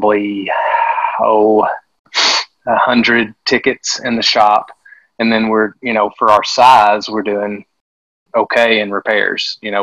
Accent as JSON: {"language": "English", "town": "Conway", "region": "Arkansas", "country": "United States", "said": "I'm from Conway. I live in Conway, which is kind of dead central Arkansas."}